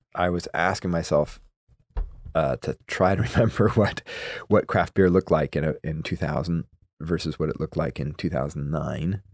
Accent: Madison, Wisconsin, United States; now in Oregon, United States; I grew up in Madison, Wisconsin.

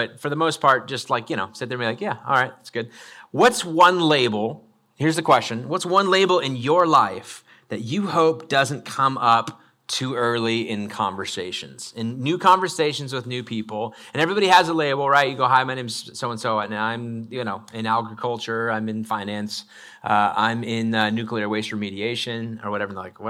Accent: Idaho, United States; I grew up in North Idaho, and my mom chose to homeschool us from about second grade through eighth grade.

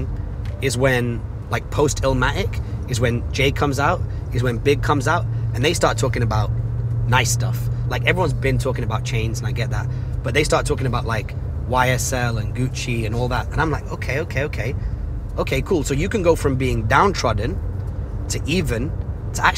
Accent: Salford, North West England, United Kingdom; where I was growing up in Salford

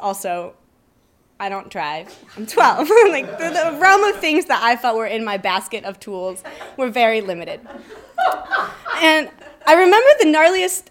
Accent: Cedar Rapids, Iowa, United States; I'm from Cedar Rapids, Iowa, which is a pretty suburban feeling town

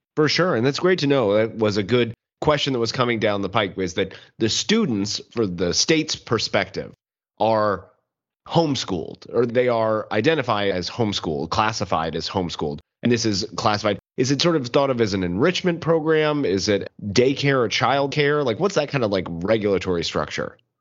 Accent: Kansas City, Missouri, United States; I'm I'm from Kansas City, Missouri

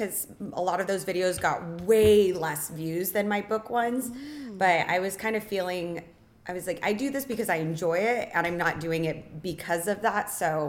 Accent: Lake Havasu City, Arizona, United States; moved away as an adult; now in Las Vegas, United States; I've lived here since I was 18, but I grew up in Lake Havasu, Arizona

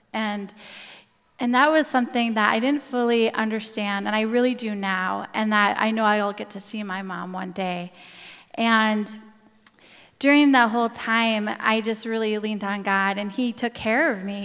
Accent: Coon Rapids, Minnesota, United States; I grew up in Coon Rapids.

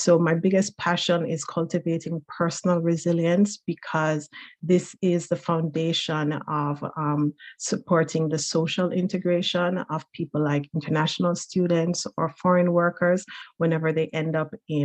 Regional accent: Jamaica; now in Newfoundland, Canada; I'm originally from Jamaica, but now a proud Newfoundlander

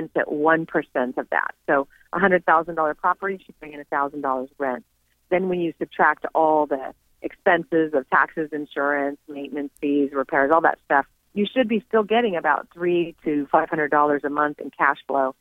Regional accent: California, United States; Having been born and raised in California

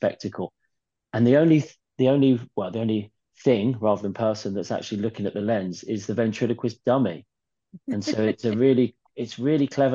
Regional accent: London, United Kingdom; I didn't grow up in Newcastle. I grew up in New Cross.

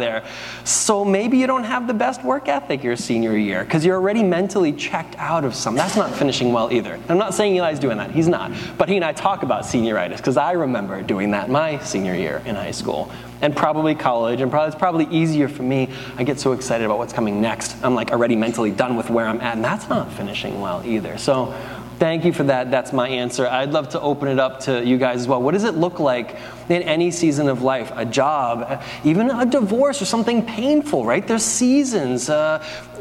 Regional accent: United States; we're American

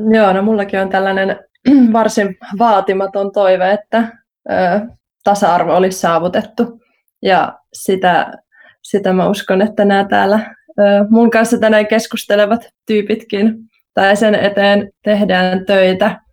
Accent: Central Finland, Finland; mä itse olen Keski-Suomesta

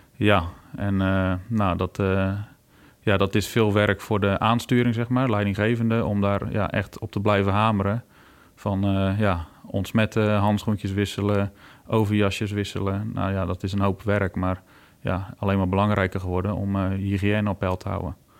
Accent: Friesland, Netherlands; also born or lived in Poortugaal, South Holland (near Rotterdam); ik ben nou officieel meer Fries als Hollander, zeggen ze dan. We zitten hier nou 21 jaar. Eh, maar we komen van oorsprong uit uh, Portugal

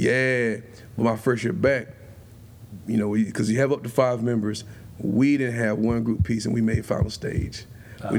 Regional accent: Spartanburg, South Carolina, United States; also born or lived in Greenville, South Carolina; I'm originally from Spartanburg

